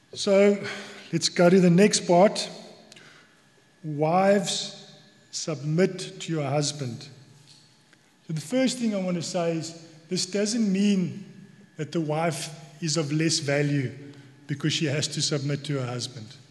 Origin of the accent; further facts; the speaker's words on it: South Africa; accent: South African; now in Cork, Ireland; you might hear from my accent that I'm from South Africa.